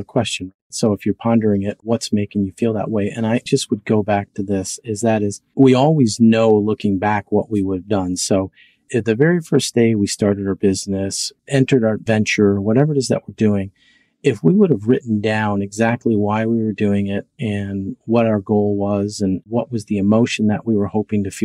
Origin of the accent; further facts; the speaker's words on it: Minnesota, United States; I'm from Minnesota.